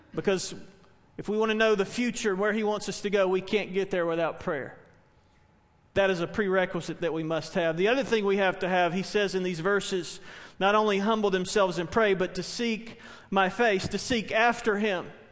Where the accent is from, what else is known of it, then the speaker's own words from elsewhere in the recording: Spartanburg, South Carolina, United States; a church where I grew up in Spartanburg